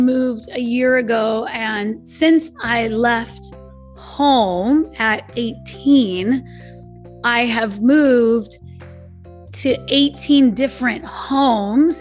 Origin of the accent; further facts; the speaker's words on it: California, United States; I'm from California